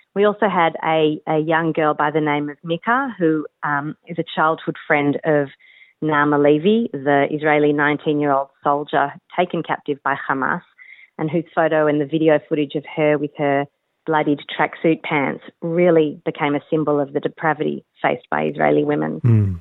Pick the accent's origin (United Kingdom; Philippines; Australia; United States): Australia; I born and bred in Australia